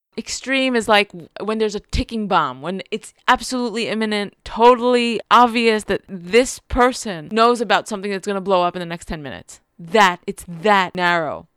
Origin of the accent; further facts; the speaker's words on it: Jerusalem, Jerusalem District, Israel; also born or lived in New York; I'm from Jerusalem. I'm really connected to Jerusalem, especially, you know, to West Jerusalem where I grew up